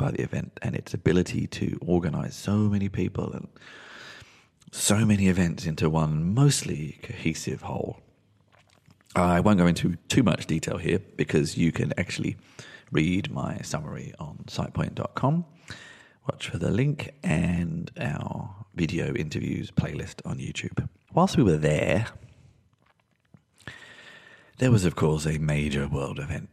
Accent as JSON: {"language": "English", "region": "London", "country": "United Kingdom", "tie": "born or raised there", "said": "I was born in London."}